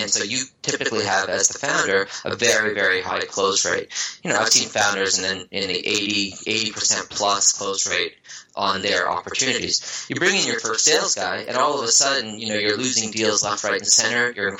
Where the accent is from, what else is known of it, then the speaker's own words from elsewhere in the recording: Newfoundland and Labrador, Canada; also born or lived in Vancouver, Canada / Ottawa, Canada; So I was born in Vancouver. I lived the nomad lifestyle. My mom's an oceanographer, so we lived by the water all over North America. And, you know, born in Vancouver, grew up in Newfoundland on the East Coast